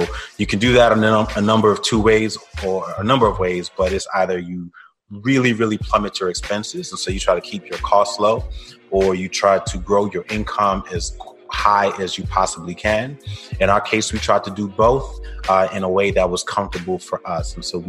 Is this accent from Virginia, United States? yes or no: no; Brooklyn, New York, United States; now in Atlanta, United States; I'm originally from Brooklyn, New York. By way of Jamaica. Both of my parents, my entire family is from Jamaica.